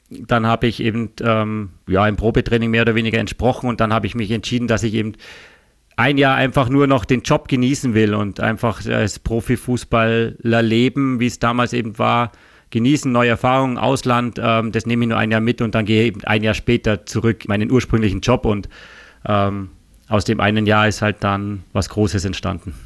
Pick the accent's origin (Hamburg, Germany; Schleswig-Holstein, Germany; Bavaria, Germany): Bavaria, Germany; village near Augsburg; moved away as an adult; also born or lived in Ried, Austria / Linz, Austria; now in Austria; wir sind, wie gesagt, auf dem Dorf aufgewachsen. Ähm, da gab es in der Nähe nur den FC Augsburg